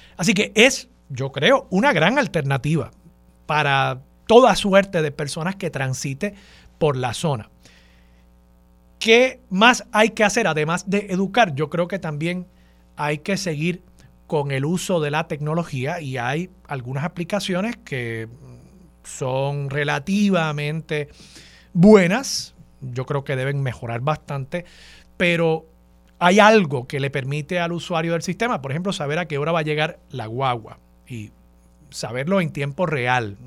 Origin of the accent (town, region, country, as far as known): Puerto Rico